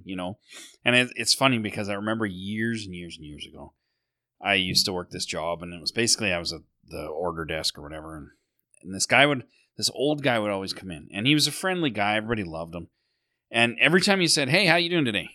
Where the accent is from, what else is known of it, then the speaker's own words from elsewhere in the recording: Sylvan Lake, Alberta, Canada; when I was growing up in Sylvan Lake